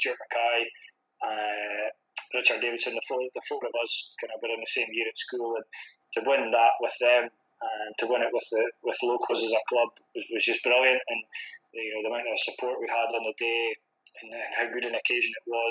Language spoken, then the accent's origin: English; Old Meldrum, near Inverurie, Scotland, United Kingdom; also born or lived in America; I'm local to the club. I'm from Old Melbourne, just outside of Barudi